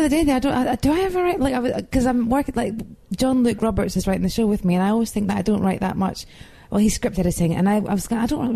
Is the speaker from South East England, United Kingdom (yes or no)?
no; Edinburgh, Scotland, United Kingdom; I'm from Edinburgh